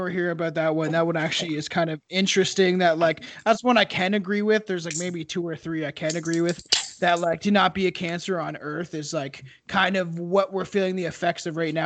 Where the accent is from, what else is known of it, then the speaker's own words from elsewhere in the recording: Canada; Being Canadian